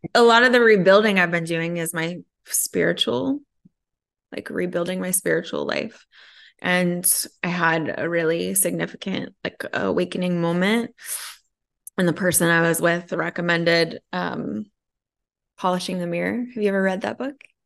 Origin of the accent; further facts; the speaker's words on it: Connecticut, United States; I was raised in Connecticut